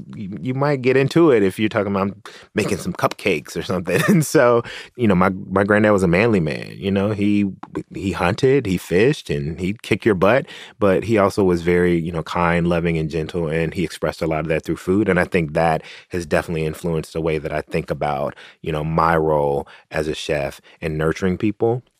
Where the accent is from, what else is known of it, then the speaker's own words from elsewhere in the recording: Tennessee, United States; moved away; my home state of Tennessee